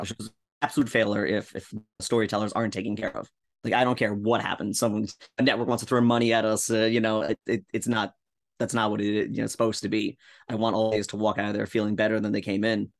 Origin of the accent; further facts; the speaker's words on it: Rockland County, upstate New York, United States; moved away as an adult; now in Yonkers, United States; Upstate New York, baby, Rockland County